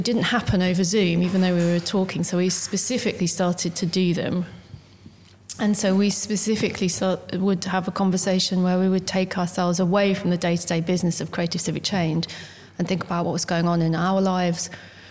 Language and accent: English; Desborough, East Midlands, United Kingdom; also born or lived in Corby; I'm from Desborough